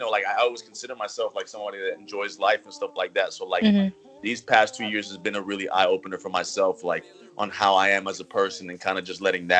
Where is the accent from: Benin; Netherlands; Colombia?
Colombia; now in Miami, United States; I'm from Colombia. I was born and raised in Colombia, but I live in Miami. I've been in Miami for about like over 10 years now, so this is home.